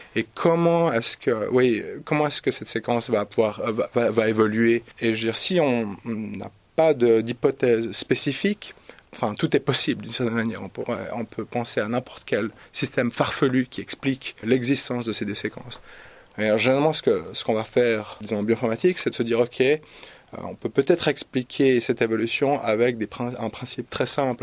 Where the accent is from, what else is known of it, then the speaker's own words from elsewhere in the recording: Switzerland; also born or lived in Zurich; je suis suisse